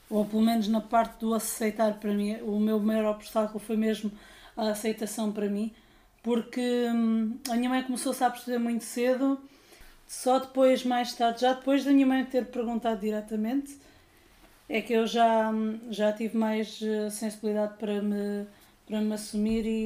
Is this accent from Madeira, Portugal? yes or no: no; Silves, Algarve, Portugal; also born or lived in Lisbon; sou de Silves, estive já a viver em Lisboa, aliás, saí do armário em Lisboa.